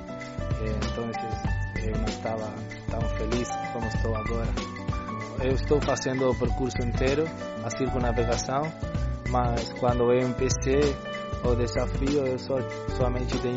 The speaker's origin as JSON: {"language": "Portuguese", "country": "Uruguay", "tie": "born or raised there", "second_language": "Portuguese", "said": "eu eh, nasci no Uruguai, mas minha família é de Porto"}